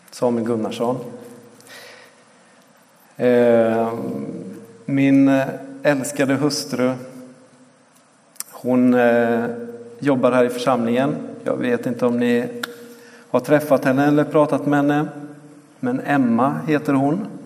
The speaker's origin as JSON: {"language": "Swedish", "country": "Ecuador", "tie": "born or raised there", "said": "Eh, jag växte upp i Ecuador, föddes där på 3000 meters höjd och eh, sprang runt där på gatorna och torgen eh, och lekte med de ekvatorianska barnen. Och på många sätt så blev Ecuador mitt hem"}